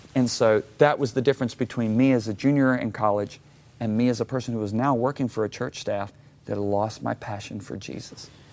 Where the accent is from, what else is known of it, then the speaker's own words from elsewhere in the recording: Michigan, United States; moved away; also born or lived in Dallas, Texas; I grew up in Michigan